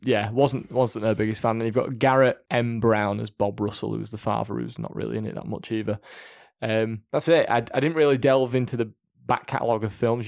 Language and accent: English; Yorkshire and the Humber, United Kingdom; we're two blokes from Yorkshire